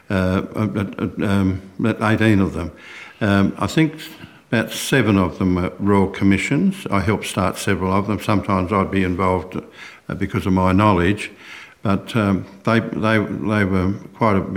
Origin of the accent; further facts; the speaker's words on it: Broken Hill, New South Wales, Australia; moved away; also born or lived in Sydney; my hometown of Broken Hill in Western New South Wales